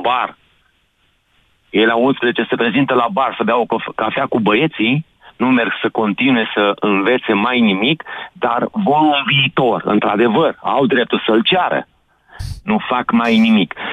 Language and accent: Romanian; Timiș County, Romania; sunt din Timiș